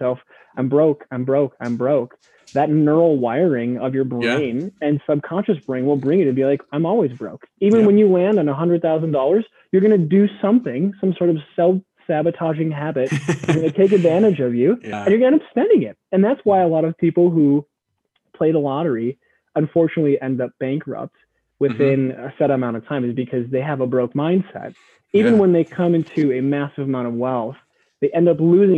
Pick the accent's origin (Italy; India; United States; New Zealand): United States; Midwest; growing up in the Midwest